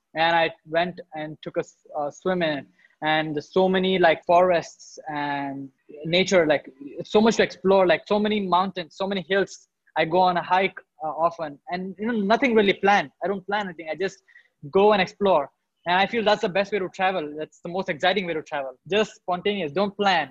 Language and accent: English; India; in India, I was born and brought up in a town which is a small town.